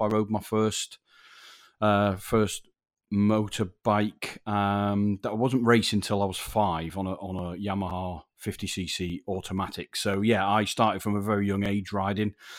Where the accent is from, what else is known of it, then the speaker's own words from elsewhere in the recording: Yorkshire and the Humber, United Kingdom; moved away; I'm a Yorkshire lad originally